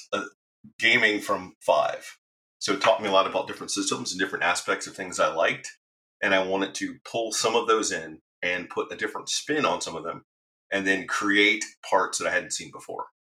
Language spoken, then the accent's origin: English; Alabama, United States; growing up in Alabama with my grandmother